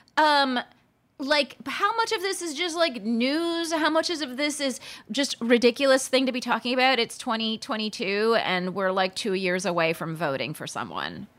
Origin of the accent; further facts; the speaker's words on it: Palm Springs, California, United States; growing up in Palm Springs, California